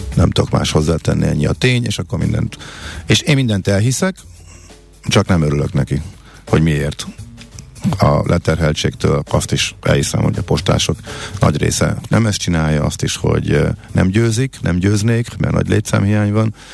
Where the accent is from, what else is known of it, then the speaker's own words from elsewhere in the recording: Zalaegerszeg, Zala, Hungary; moved away; Zalaeger Szeged jártam, ö, ahol én fölnőttem